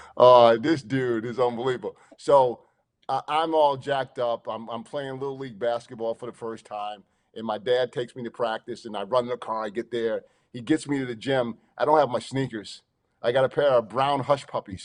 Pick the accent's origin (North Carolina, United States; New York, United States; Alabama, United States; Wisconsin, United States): New York, United States; Long Island; I'm from Long Island. I'm a New Yorker